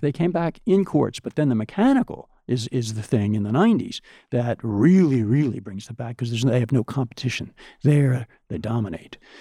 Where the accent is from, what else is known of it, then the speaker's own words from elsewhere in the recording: United States; being an American